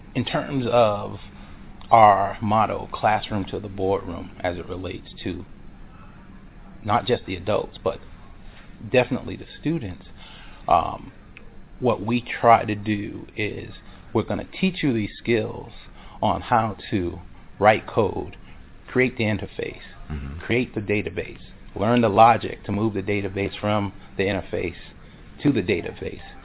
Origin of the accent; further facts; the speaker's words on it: Boston, Massachusetts, United States; now in Charlotte, United States; I'm originally from Boston, Massachusetts